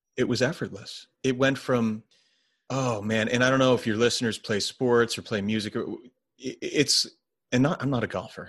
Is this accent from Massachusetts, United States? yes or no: no; New Jersey, United States; I'm from New Jersey